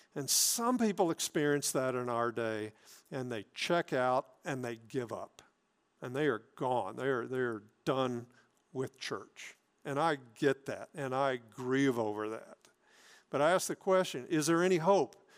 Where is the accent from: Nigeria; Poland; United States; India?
United States; South Mississippi; moved away; I grew up in South Mississippi